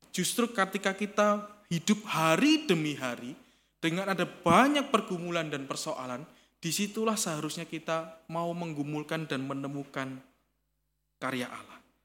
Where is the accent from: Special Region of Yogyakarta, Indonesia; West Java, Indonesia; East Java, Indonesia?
East Java, Indonesia; Kediri; born or raised there; moved away